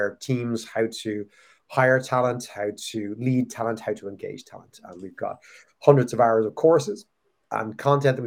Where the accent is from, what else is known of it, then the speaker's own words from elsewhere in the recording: Ireland; when I was a kid growing up in Ireland